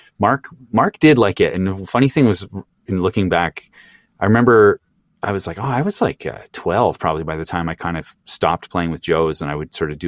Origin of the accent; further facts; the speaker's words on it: Kirkland, Quebec, Canada; now in Toronto, Canada; I'm from a town called Kirkland, which is one of a bunch of municipalities that it makes up this West Island kind of suburbs